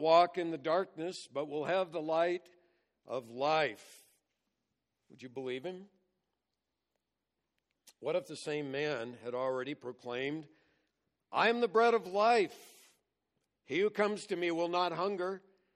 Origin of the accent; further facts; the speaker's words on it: California, United States; I grew up in California